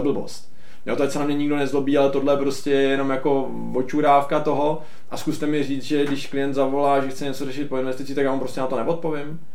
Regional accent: Czechia; jsme Češi

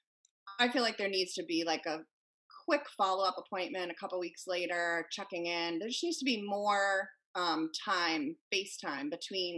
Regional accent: Cape Cod, Massachusetts, United States; moved away; also born or lived in Connecticut; I grew up on Cape Cod

